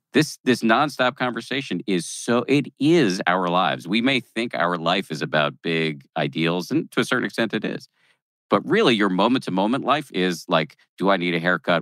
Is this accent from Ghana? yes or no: no; Massachusetts, United States; born or raised there